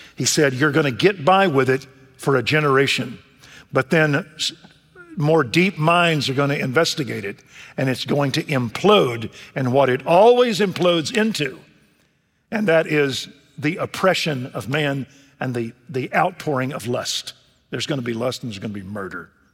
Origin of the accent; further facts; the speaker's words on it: Waco, Texas, United States; Waco, Texas, my hometown